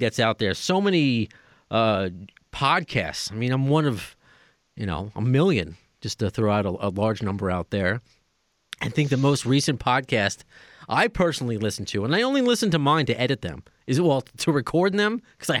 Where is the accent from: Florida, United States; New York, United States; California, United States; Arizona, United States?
New York, United States; accent: New York; I got that New York thing